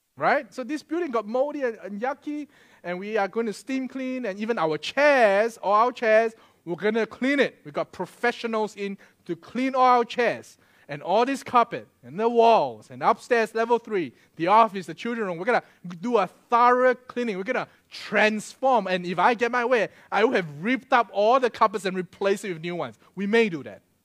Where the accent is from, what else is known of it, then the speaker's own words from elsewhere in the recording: Singapore; moved away; I'm Singaporean